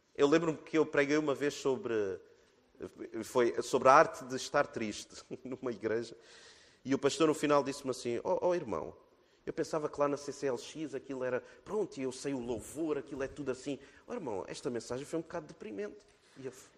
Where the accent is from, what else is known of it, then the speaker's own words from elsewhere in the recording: Portugal; nós, como portugueses